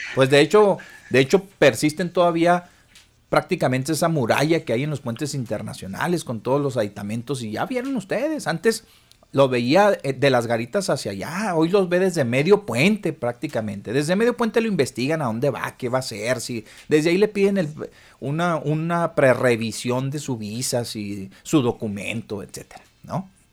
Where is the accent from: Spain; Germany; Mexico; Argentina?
Mexico; Nosotros no somos un país de paso